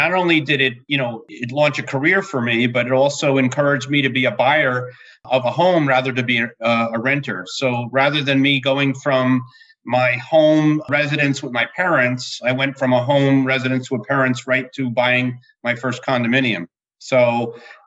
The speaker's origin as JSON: {"language": "English", "region": "New Jersey", "country": "United States", "tie": "born or raised there", "said": "I hail from New Jersey. I've been a lifelong resident."}